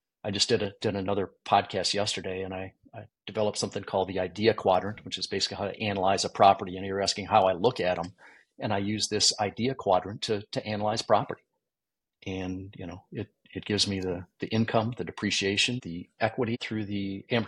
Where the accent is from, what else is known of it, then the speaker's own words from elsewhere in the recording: Michigan, United States; I grew up in Michigan